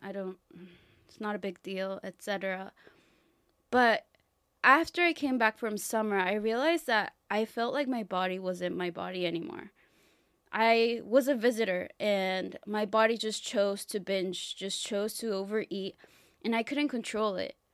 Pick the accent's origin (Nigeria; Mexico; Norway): Mexico; now in United States; I come from Mexico